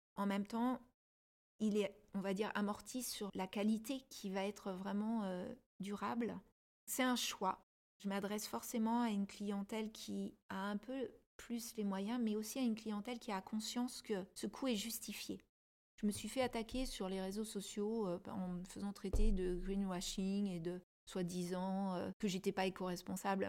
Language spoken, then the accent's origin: French; Paris, Île-de-France, France; je suis parisienne aussi